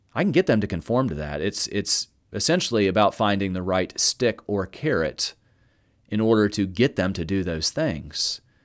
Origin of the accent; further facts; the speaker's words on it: the South, United States; I'm from the South